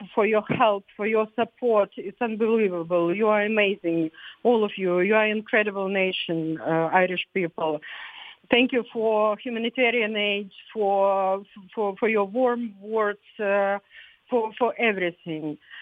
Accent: Ukraine; English is a second language; moved away as an adult; now in Ireland; my uh, country, uh, on behalf of all Ukrainians who are suffering now in Ukraine

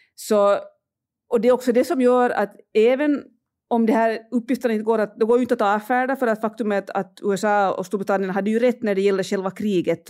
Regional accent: Finland; now in Russia; för mig som finländare

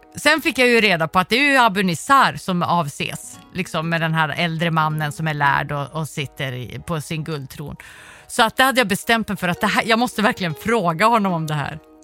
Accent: Sweden; Där jag är uppvuxen i Sverige med en stat som jag litar på

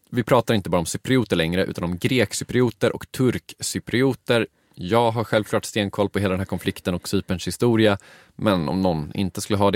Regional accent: Uppland, Sweden; Jag, jag är från Uppland.

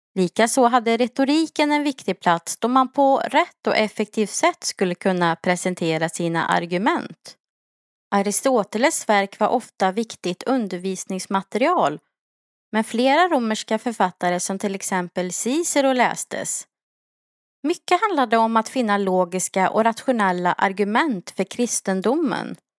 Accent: Sweden; som vi svenskar skulle ha levt

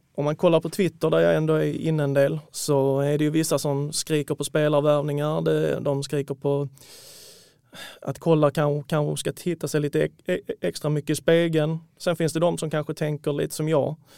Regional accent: Malmö, Skåne, Sweden; now in Lund, Sweden; 32-åring, född och uppvuxen i Malmö, numera utflugen till Lund

